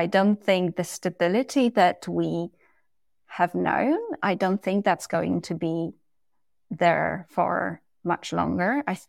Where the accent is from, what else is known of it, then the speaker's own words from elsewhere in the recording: Poland; And again, I came from Poland and I speak multiple languages, and whichever language I speak, there is a different persona that comes with that as well.